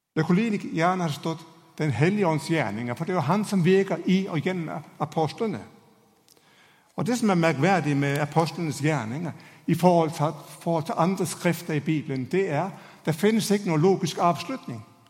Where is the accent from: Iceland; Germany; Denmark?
Denmark; Norwegian is a second language; now in Norway; Hoppsporten er ikke akkurat det store i mitt hjemland